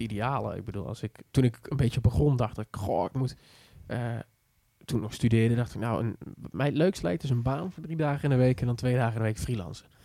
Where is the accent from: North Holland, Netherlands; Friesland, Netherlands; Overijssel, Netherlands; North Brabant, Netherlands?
North Brabant, Netherlands; Schijndel; ik kom uit het Brabants dorpje Schijndel